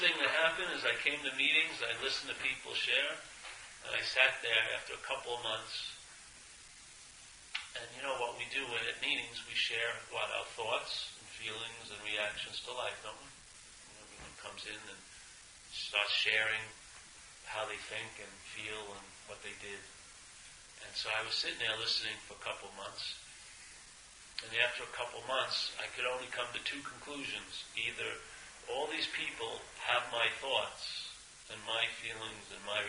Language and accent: English; New York, United States; I'm from New York